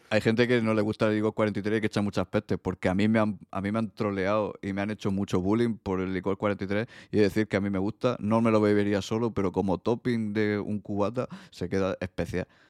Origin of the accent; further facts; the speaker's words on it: Region of Murcia, Spain; pronuncio las bandas de esa manera porque también soy de Murcia